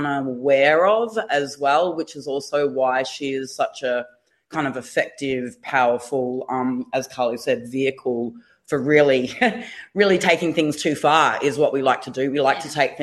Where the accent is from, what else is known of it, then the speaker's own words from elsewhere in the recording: southeast Queensland, Australia; now in Melbourne, Australia; I'm a Yagara Butchala woman from southeast Queensland, living and working down here in Naam and Kulin country.